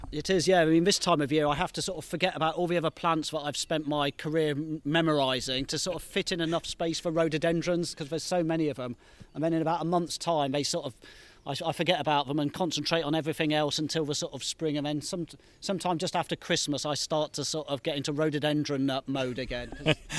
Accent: United Kingdom; I grew up in the Midlands

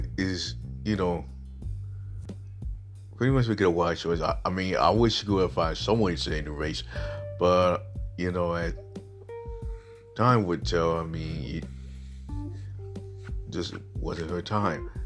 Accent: South Carolina, United States; my home state in South Carolina

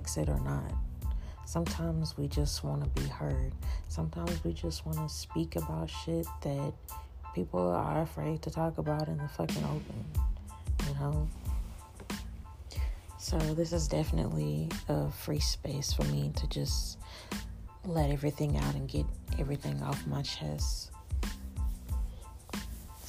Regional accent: Dallas, Texas, United States; I'm from Dallas, Texas

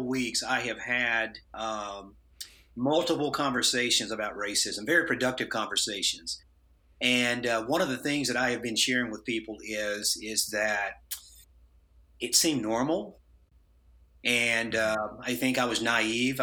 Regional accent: Tennessee, United States; the town that I grew up in Tennessee

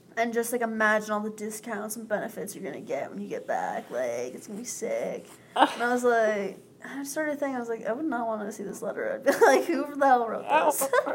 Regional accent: Vermont, United States; I'm from Vermont

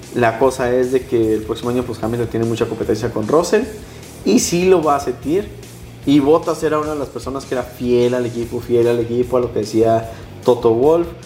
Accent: Mexico; como decimos aquí los mexicanos

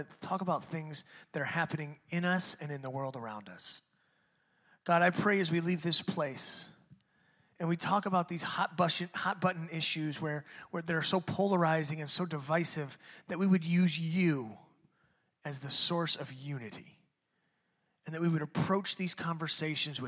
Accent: Detroit, Michigan, United States; I'm a white dude, but I grew up in Detroit and I was the only white dude on my block

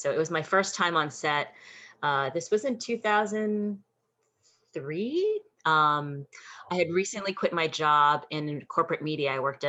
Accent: New York, United States; growing up in New York

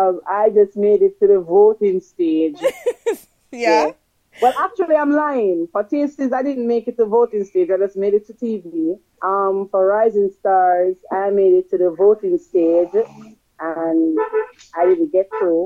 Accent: Portmore, Saint Catherine, Jamaica; Growing up in Portmore, I would say it was just nice and normal, you know, nothing extraordinary, just normal.

